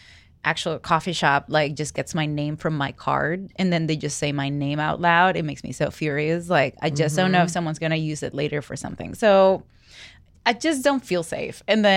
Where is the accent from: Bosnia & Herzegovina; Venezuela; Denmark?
Venezuela; moved away; I grew up in Venezuela, where in the fifth grade my mom was drawing like just like Jesus fish in my feed to protect me because they were kidnapping children at the time.